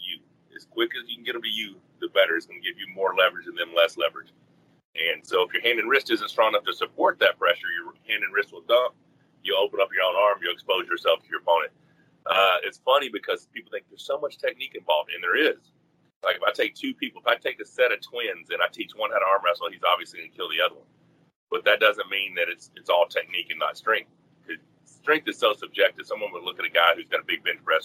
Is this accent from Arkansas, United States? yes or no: yes; Arkansas, United States; I grew up in Arkansas.